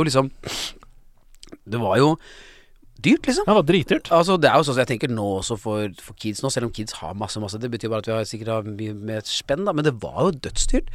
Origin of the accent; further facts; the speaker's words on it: Oslo, Norway; Jeg kom fra Lambertseter